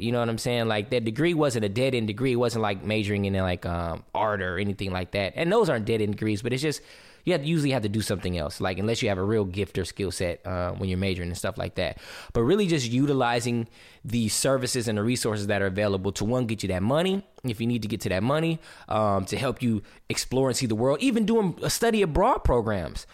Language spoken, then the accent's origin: English; Southern California, United States; growing up in Southern California